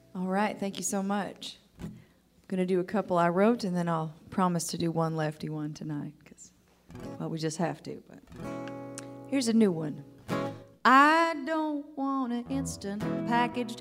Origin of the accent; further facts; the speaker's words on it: Minnesota, United States; now in Austin, United States; I'm originally from Minnesota